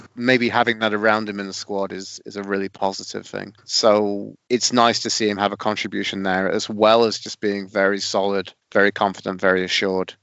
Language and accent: English; Sheffield, Yorkshire and the Humber, United Kingdom; on the kind of south end of Sheffield where I grew up around Suits